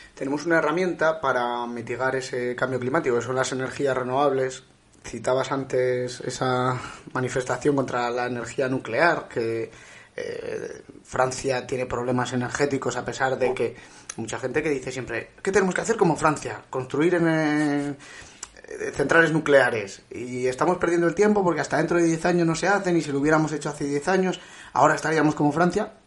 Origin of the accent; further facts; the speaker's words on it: Villavelayo, La Rioja, Spain; yo soy de, de Villabelayo